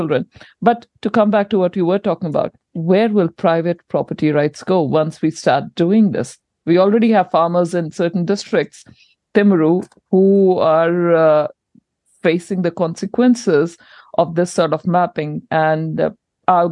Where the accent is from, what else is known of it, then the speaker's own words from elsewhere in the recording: India; now in New Zealand; I'm an import from India